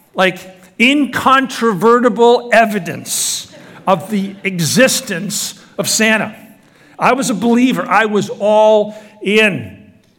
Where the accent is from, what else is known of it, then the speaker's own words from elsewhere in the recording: Scotland, United Kingdom; moved away; I was born in Scotland